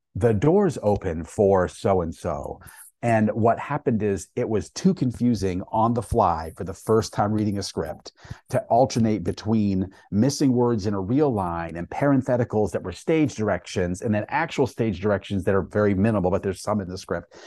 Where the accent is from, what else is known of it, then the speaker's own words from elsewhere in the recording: Maine, United States; I grew up up in Maine